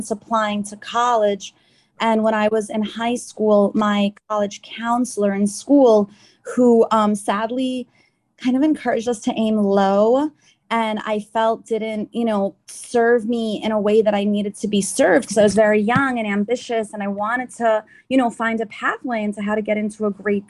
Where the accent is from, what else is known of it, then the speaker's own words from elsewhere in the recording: New York City, New York, United States; also born or lived in Nassau County, New York; My family's born and raised in Queens, New York